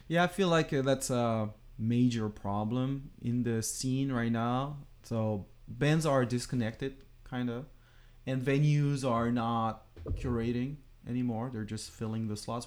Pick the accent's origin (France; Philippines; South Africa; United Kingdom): France; moved away as an adult; now in Los Angeles, United States; we came from France